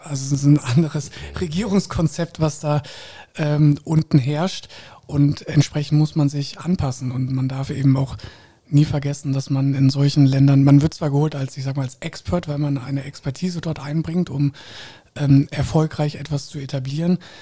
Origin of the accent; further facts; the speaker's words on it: Koblenz, Rhineland-Palatinate, Germany; moved away as an adult; also born or lived in Munich / Switzerland / Bahrain; ich bin in Koblenz groß geworden